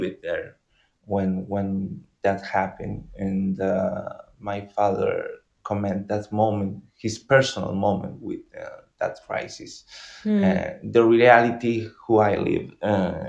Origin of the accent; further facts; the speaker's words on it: Argentina; English is a second language; we Argentinian